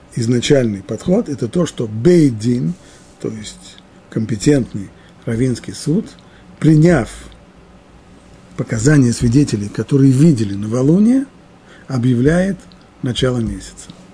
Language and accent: Russian; near Moscow, Moscow Oblast, Russia; В детстве я жил под Москвой